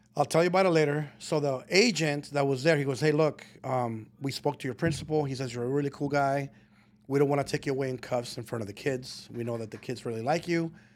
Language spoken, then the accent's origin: English; Colton, California, United States; moved away as an adult; also born or lived in Guadalajara, Mexico / Burbank, California; I was raised in Colton, Rialto area all of my life until I was about twenty